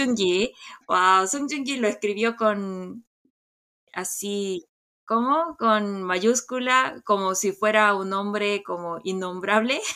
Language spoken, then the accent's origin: Spanish; South Korea; soy coreana